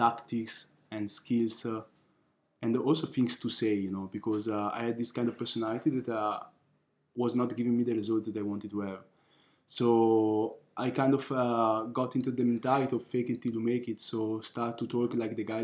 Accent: Milan, Lombardy, Italy; also born or lived in Nigeria (ancestry) / Ghana (ancestry); now in Budapest, Hungary; I was born in Italy. My parents from Africa. My mother from Nigeria and my father from Ghana

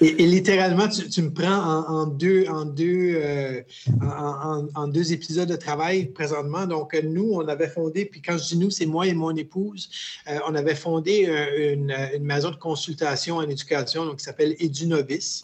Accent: New Brunswick, Canada; also born or lived in Quebec / Winnipeg, Manitoba; je suis euh, originaire du Nouveau-Brunswick, donc euh, j'habite un petit village qui s'appelle Lac Baker. Et puis, euh, c'est un peu un, parcours bizarre, un peu dans le sens que je suis né au Québec

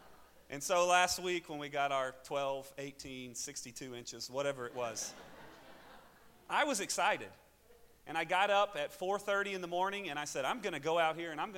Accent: the South, United States; accent: southern; there seems to be a little bit of a language barrier between my southern accent and anybody taking any order at any restaurant.

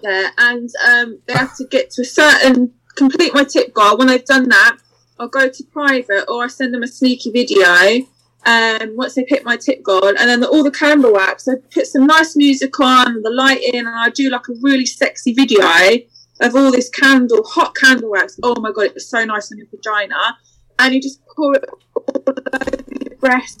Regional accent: England, United Kingdom; I'm half Spanish, but yeah, I am from England. I was born in England

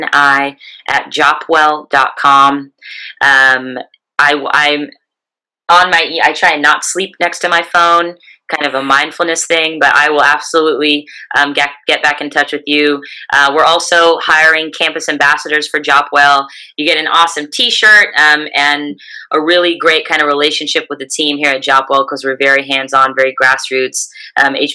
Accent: California, United States; my home state of California

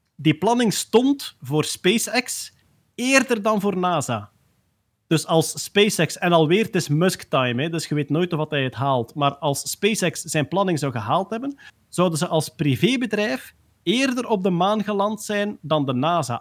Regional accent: Limburg, Belgium; accent: Limburgs; mijn Limburgs accent

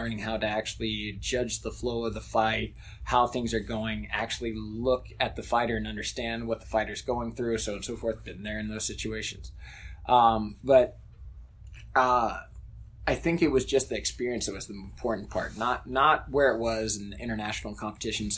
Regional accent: United States; moved away as an adult; also born or lived in Wittlich, Germany; I'm from the United States

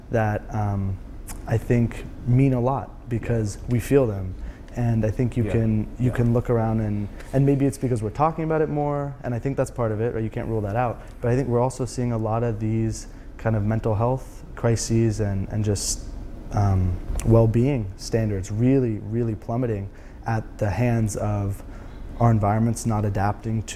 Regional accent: Silicon Valley, Bay Area, California, United States; I'm from the Bay Area, I'm from Silicon Valley. My parents immigrated here from Iran

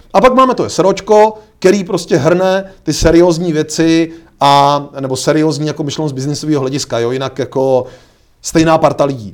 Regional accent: Czechia; my jsme mimochodně v tomhle jako Češi unikátní

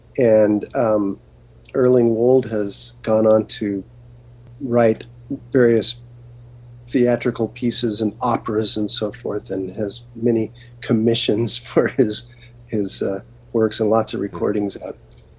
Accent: Garden Grove, California, United States; I grew up in Garden Grove, California, which is the heart of Orange County, California, about 2 miles from Disneyland.

